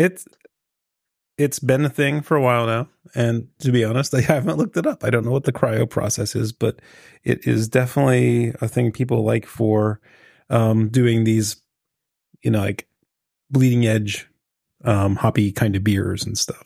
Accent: Pittsburgh, Pennsylvania, United States; accent: Pittsburgh; hamming up my Pittsburgh accent

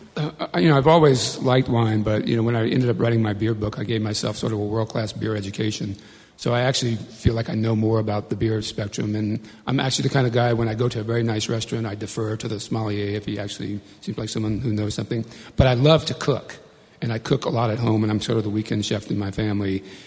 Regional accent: Bayou Black, Louisiana, United States; I grew up in a little place called Bayou Black, Louisiana, deep in the, in the swamps

